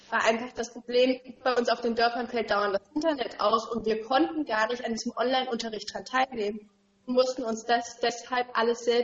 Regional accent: Thuringia, Germany; Ich komme selber aus Thüringen

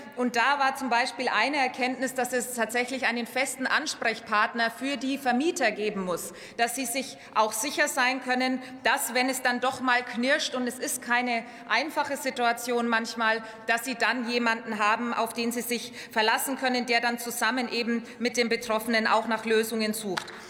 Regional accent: Upper Franconia, Bavaria, Germany; meiner Heimat Oberfranken gibt, im Landkreis Kronach

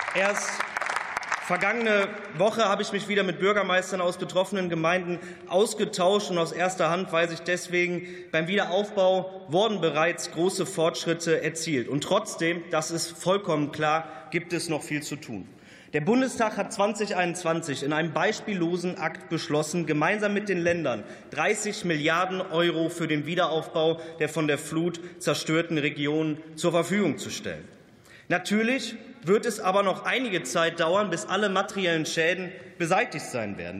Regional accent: Germany; Ich bin am Rhein aufgewachsen

